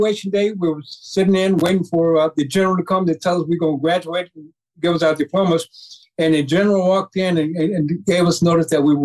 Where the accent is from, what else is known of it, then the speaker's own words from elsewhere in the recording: Richmond, Virginia, United States; I was born in Richmond, Virginia, October 11, 1950